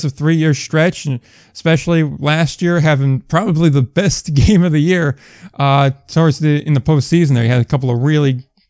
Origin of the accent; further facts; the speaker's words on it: New Jersey, United States; we're both Jersey guys